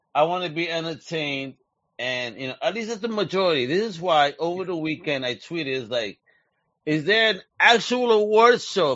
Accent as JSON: {"language": "English", "region": "New York", "country": "United States", "tie": "born or raised there", "moved": "yes", "said": "Growing up in New York"}